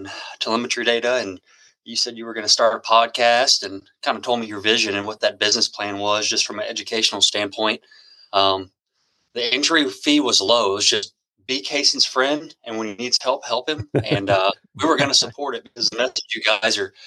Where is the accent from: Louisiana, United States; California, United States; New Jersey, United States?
Louisiana, United States; South; I've been chasing specs a long time growing up in South Louisiana